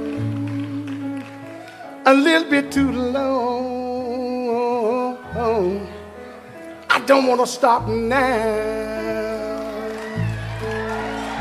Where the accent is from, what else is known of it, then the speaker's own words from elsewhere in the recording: Macon, Georgia, United States; I'm from there too